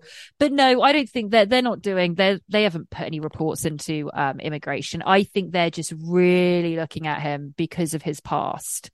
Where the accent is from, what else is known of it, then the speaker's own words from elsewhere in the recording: England, United Kingdom; now in United States; I'm English and I live in America and I've been here for a while. And I'm on a green card